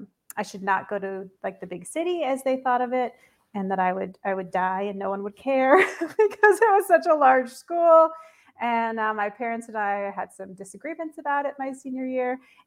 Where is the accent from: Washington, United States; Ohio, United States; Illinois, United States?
Washington, United States; Eastern; moved away as an adult; also born or lived in Florida; now in New York, United States; I grew up in Washington State, but in Eastern Washington. People always think Seattle. Eastern Washington is more like Idaho, not at all like Seattle. Very conservative, sort of rural, farming a lot.